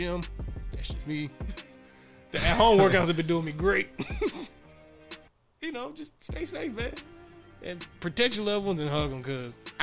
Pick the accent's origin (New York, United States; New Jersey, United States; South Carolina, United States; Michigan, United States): Michigan, United States; Detroit; I'm also from Detroit